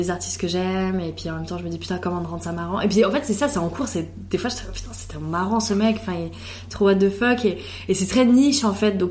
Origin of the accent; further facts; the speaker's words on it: Italy; Et bah, moi, je suis italienne et vraiment, avec ma soeur, trop de fois, on se dit, putain, ça me ferait trop du bien d'aller en Italie